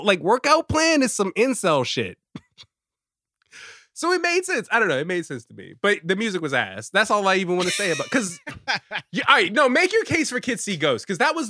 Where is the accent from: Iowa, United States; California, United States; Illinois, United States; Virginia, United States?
Virginia, United States; Richmond; moved away as an adult; also born or lived in Washington, D.C.; now in New York, United States; I'm a black man. I'm from Richmond